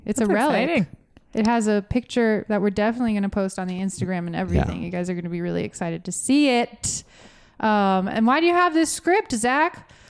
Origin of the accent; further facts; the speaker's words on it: Florida, United States; We're from Florida.